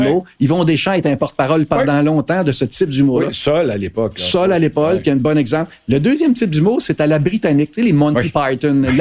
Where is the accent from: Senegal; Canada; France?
Canada; Quebec